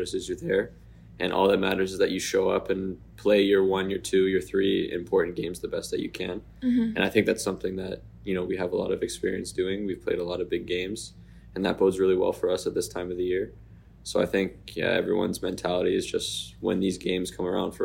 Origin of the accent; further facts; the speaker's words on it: Courtice, Ontario, Canada; my home in Curtis, Ontario